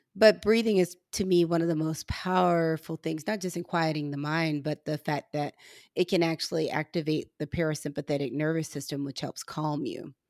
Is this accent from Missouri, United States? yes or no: yes; Missouri, United States; I'm from Missouri